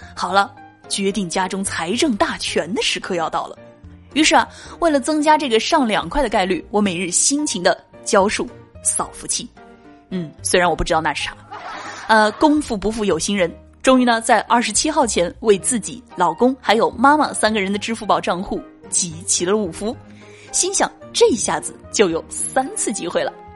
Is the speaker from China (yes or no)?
yes; China; 我是中国人